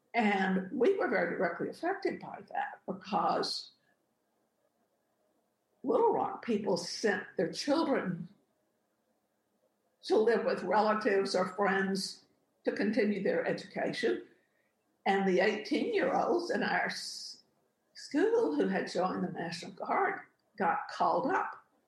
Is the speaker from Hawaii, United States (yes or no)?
no; Texarkana, Arkansas, United States; moved away as an adult; also born or lived in New Orleans, Louisiana / Corpus Christi, Texas; now in Texas, United States; I am not a Texan. But, you know, I grew up in Texarkana. It was a very quiet childhood.